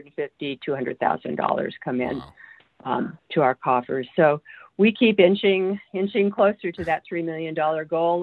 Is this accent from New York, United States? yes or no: no; California, United States; now in Alaska, United States; we're both from California